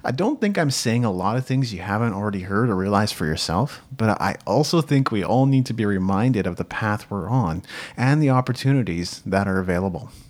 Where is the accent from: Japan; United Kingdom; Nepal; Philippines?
Japan; moved away; I grew up in Japan, where people were community-minded and cared about their neighbor